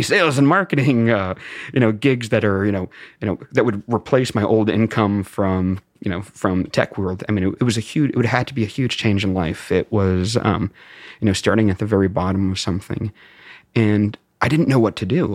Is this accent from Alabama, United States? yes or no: no; Beverly, Massachusetts, United States; moved away as an adult; also born or lived in Greensboro, North Carolina / Atlanta / Tampa, Florida; now in California, United States; I grew up in Beverly, uh, so about twenty-five, twenty-seven miles north of Boston. I lived there through high school